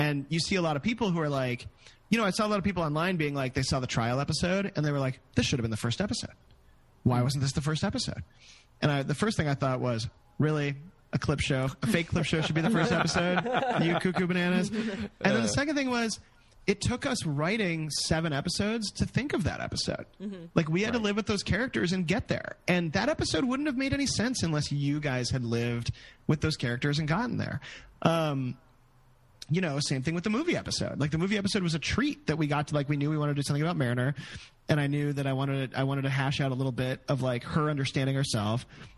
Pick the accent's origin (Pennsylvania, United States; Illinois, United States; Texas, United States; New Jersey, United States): Illinois, United States; Chicago; I grew up in Chicago too.